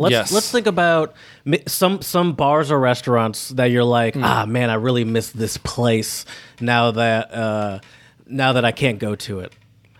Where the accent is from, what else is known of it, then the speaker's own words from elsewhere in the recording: United States; But I'm American.